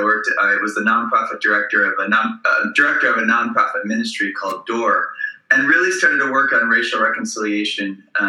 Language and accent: English; Southfield, Michigan, United States; moved away as an adult; also born or lived in New Orleans; I grew up in the Detroit area in the suburbs. I grew up across at 13 Mile in Southfield, which is 5 miles north of 8 Mile.